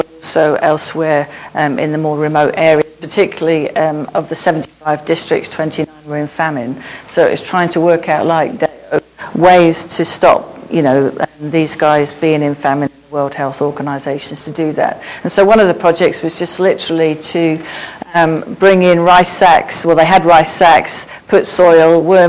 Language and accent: English; Peacehaven, South East England, United Kingdom; also born or lived in Kathmandu; I'm a local girl, even though my accent got lost when I worked abroad for 14 years in Kathmandu. And so I was born and bred in Peacehaven, and actually Eastbourne is a home to me.